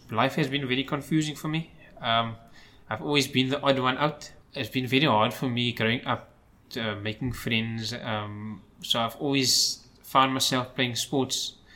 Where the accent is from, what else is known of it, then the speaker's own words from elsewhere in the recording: Cape Town, Western Cape, South Africa; most of my life I was actually in Cape Town.